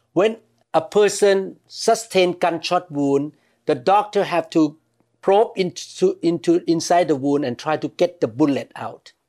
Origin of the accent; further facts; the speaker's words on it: Thailand; growing up in Thailand